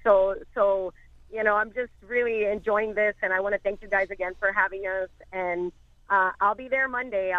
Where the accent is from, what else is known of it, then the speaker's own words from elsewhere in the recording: Memphis, Tennessee, United States; now in Miami, United States; I grew up in Memphis and now I'm, you know, I sing with Tito and I have a salsa band here in Memphis. I mean, in Miami, I grew up in Memphis